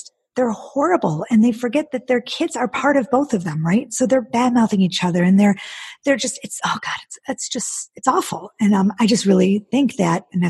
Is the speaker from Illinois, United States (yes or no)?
no; Detroit, Michigan, United States; moved away; also born or lived in Charlotte, North Carolina; we're both from Detroit